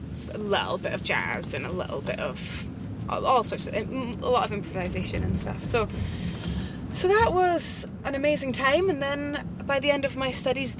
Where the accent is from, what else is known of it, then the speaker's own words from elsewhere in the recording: Edinburgh, Scotland, United Kingdom; also born or lived in Isle of Eigg, Scotland; I was born in Edinburgh in Scotland and grew up between Edinburgh and a wee island off the west coast of Scotland called the Isle of Egg